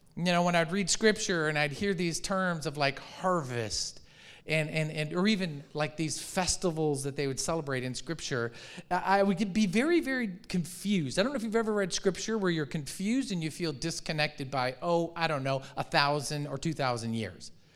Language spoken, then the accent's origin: English; Michigan, United States; moved away; I grew up in Michigan